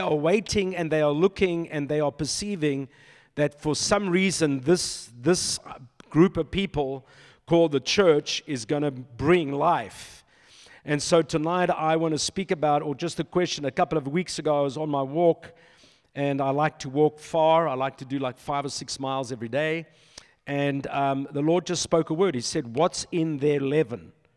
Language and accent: English; Silverton, North West, South Africa; moved away; This is my stomping grounds, you know, I grew up in Silverton